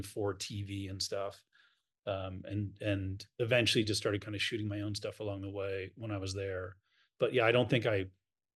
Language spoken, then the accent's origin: English; New York, United States; I'm from New York